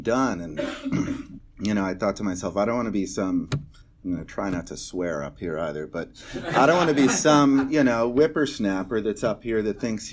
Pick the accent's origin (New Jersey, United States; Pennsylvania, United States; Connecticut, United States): Connecticut, United States; I'm from Connecticut. My dad was a car dealer. My mom was a housewife